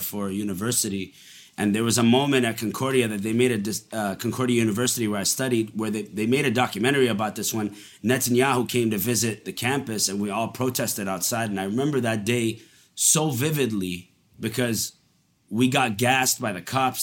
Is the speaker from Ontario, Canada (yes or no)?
no; Montreal, Quebec, Canada; also born or lived in Dubai, United Arab Emirates; I was born in Dubai and then we moved to Montreal when I was five